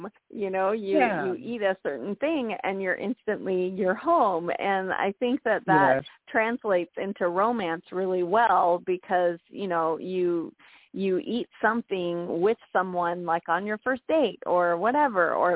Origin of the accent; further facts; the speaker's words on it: San Diego, California, United States; now in Florida, United States; I was born and raised in San Diego